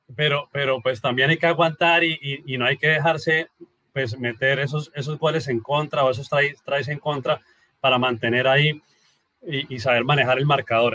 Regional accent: Colombia; soy colombiano

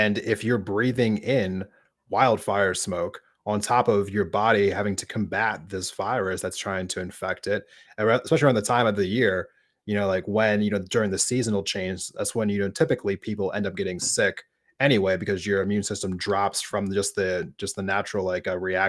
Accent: outside of Philadelphia, Pennsylvania, United States; moved away; I grew up right outside of Philadelphia.

